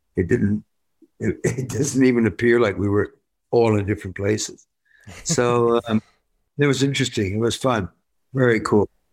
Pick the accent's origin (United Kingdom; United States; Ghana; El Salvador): United Kingdom; Worcester, West Midlands; I'm I'm from Worcester